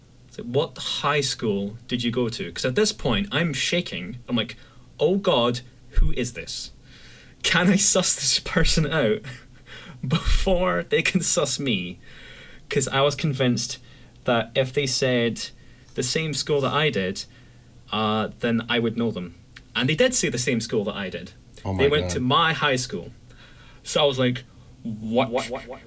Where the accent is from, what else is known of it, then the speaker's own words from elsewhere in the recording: Scotland, United Kingdom; from Scotland